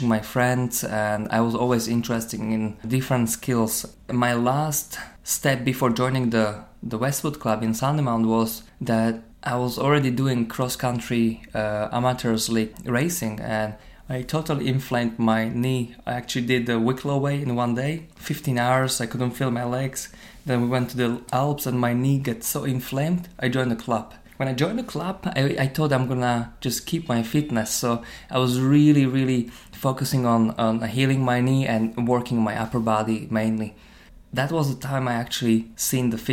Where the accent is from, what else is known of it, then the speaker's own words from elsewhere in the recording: Slovakia; moved away as an adult; also born or lived in Ireland; now in Dublin, Ireland; I came from Slovakia, I was born in Slovakia, living in Ireland for around 11 years